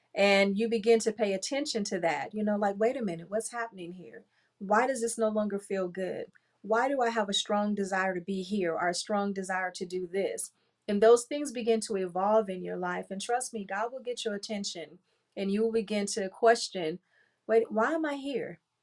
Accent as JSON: {"language": "English", "town": "Compton", "region": "California", "country": "United States", "tie": "born or raised there", "said": "I grew up in Compton"}